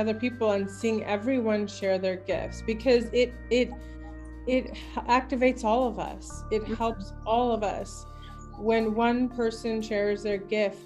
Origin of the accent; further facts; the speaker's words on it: Ashland, Oregon, United States; I'm from Ashland